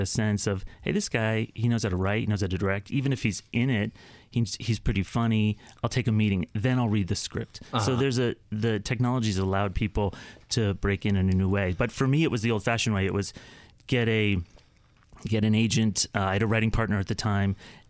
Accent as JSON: {"language": "English", "region": "Connecticut", "country": "United States", "tie": "born or raised there", "said": "Growing up in Connecticut, right. I loved watching television, but I never thought about who wrote that stuff?"}